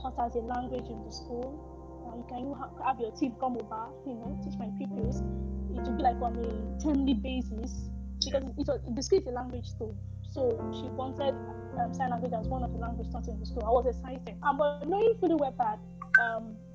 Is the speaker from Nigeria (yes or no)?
yes; Nigeria